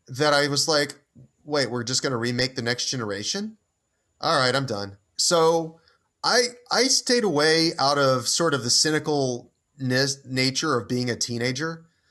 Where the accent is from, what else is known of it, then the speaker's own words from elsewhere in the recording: Houston, Texas, United States; as a child growing up in Houston, Texas in the nineteen nineties